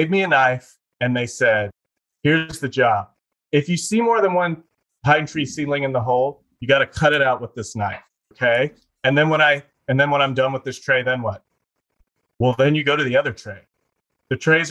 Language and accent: English; Eastern North Carolina, United States; I grew up in Eastern North Carolina